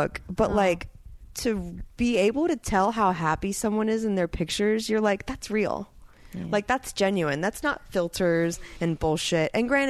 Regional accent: Tampa, Florida, United States; moved away as an adult; also born or lived in New York; now in Los Angeles, United States; I'm about to do stand-up in front of my hometown for the first time

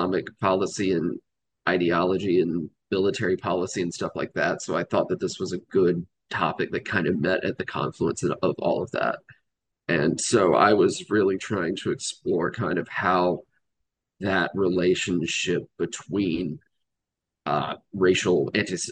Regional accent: Georgia, United States; So I grew up in Georgia. Spent most of my life living in the South

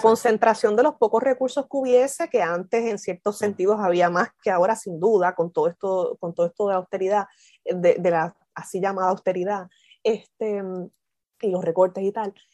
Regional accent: Isabela, Puerto Rico; moved away as an adult; also born or lived in Mayagüez / Durham, North Carolina; originalmente soy de Isabela, pero, pero no tuve relación, o sea, sí tuve, pero muy poquita, muy escasa, relación con la costa, a pesar de que crecí en Isabela

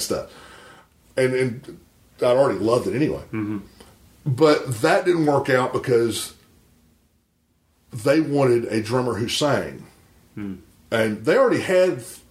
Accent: Charlotte, North Carolina, United States; moved away; Charlotte, North Carolina.

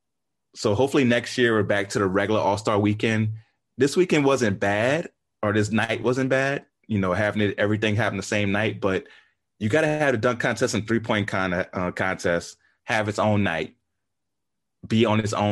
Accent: Louisiana, United States; I'm from Louisiana, LSU fan

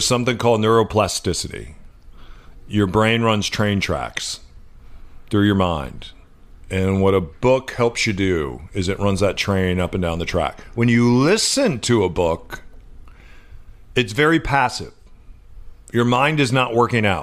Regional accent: Midwest, United States; now in Seattle, United States; which is where I played when I was growing up in the Midwest

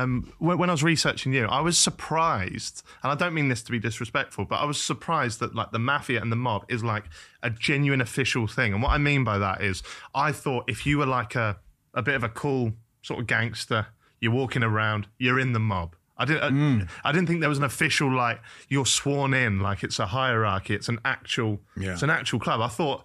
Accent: Norwich, East of England, United Kingdom; Like I'm from Norwich.

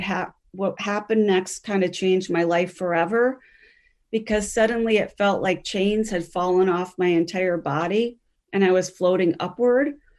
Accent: Grover's Mill, New Jersey, United States; moved away as an adult; also born or lived in Browns Mills, New Jersey; now in Minnesota, United States; by the time I was growing up in Grover's Mill in the nineteen seventies and eighties

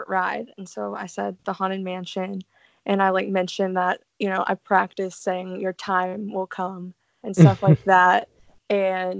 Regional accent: Louisville, Kentucky, United States; moved away; I actually worked at an amusement park back home. I'm from Louisville, Kentucky

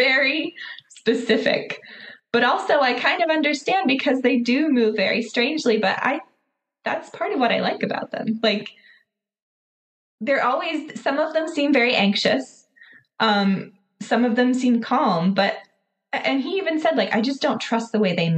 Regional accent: Pittsburgh, Pennsylvania, United States; moved away as an adult; now in Lancaster, United States; I grew up near Pittsburgh and moved. So that was the west side of Pennsylvania. I moved out east, so I'm in Lancaster now

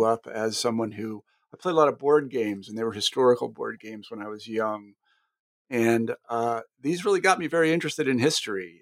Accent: Wichita, Kansas, United States; moved away; I'm actually from Wichita

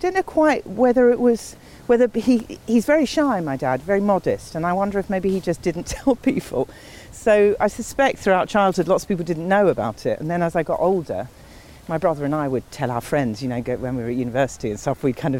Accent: Ilford, London, United Kingdom; I grew up in East London, in just near Ilford in Essex, it was Essex, I don't know if it still counts as Essex

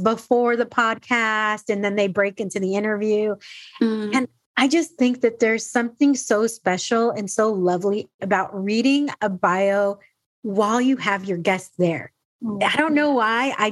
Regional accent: San Diego, California, United States; also born or lived in Dallas, Texas; I'm originally from San Diego, lived all these places and came back

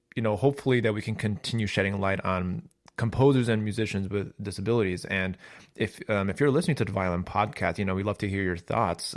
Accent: Chicago, Illinois, United States; I'm from Chicago

